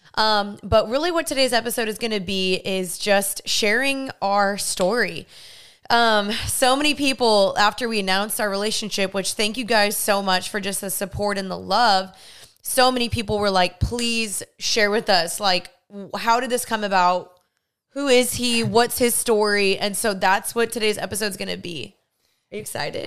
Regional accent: Dallas, Texas, United States; I was from Dallas

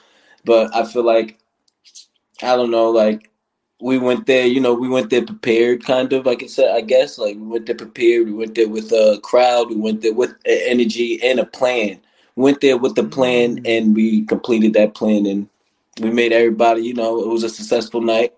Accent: Riverhead, New York, United States; I'm from Riverhead, New York.

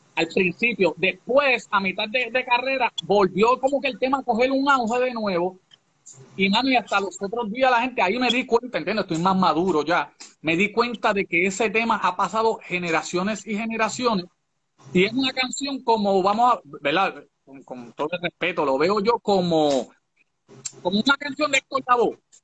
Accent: Guayama, Puerto Rico; also born or lived in Massachusetts, United States (born); yo llegué de Estados Unidos y me pusieron una escuela en el barrio, en Guayama, en el barrio Corazón

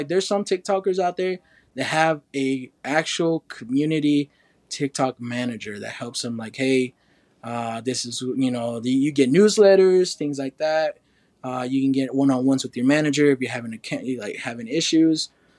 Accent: Oklahoma, United States

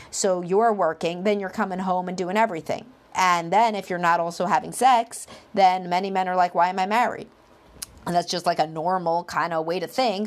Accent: Brooklyn, New York, United States; accent: Brooklyn; my Brooklyn accent.

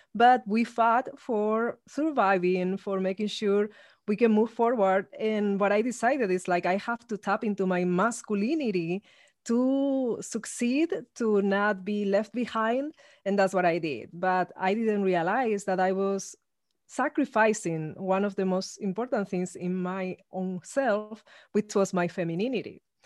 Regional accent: Spain; now in Los Angeles, United States; I come from Spain, actually, I, even though I live in Los Angeles. So I grew up in an ultra-conservative regime.

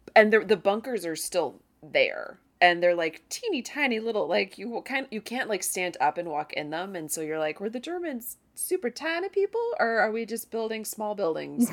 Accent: United States; as an American

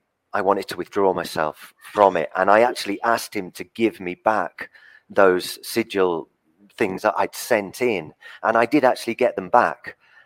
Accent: England, United Kingdom; Well, I was born on the South Coast, but I got a Southern father and a Northern mother. So I lived in the North and in the South.

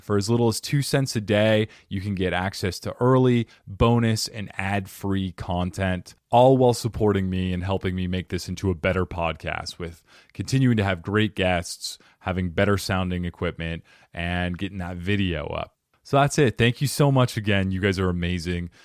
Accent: Arizona, United States; moved away; also born or lived in New Jersey; I'm from Arizona originally, but I lived for seven years in New Jersey and worked in New York

